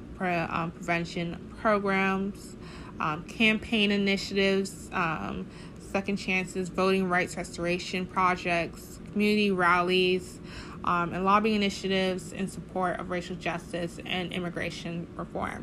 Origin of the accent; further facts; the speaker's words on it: Tallahassee, Florida, United States; I'm from Tallahassee, Florida